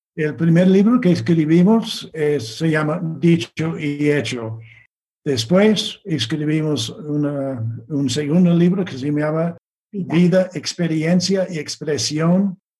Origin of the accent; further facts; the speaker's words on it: Virginia, United States; Spanish is a second language; also born or lived in Wisconsin; nací en Virginia.